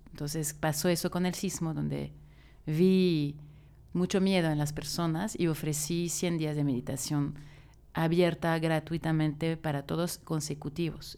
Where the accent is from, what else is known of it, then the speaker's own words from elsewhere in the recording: France; now in Mexico City, Mexico; Soy francesa, es importante, es mi, raíz